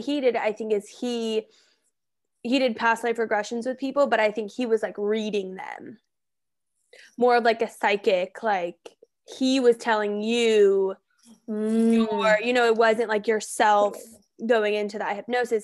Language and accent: English; Colorado, United States; I'm from Colorado, so I'm familiar with Denver and all those areas